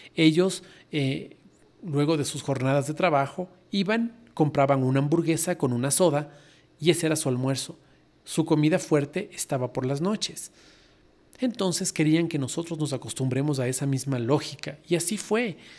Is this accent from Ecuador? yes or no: yes; Ecuador; soy ecuatoriano